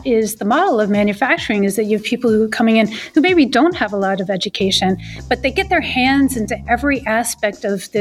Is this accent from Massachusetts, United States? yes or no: yes; Boston, Massachusetts, United States; I'm from Boston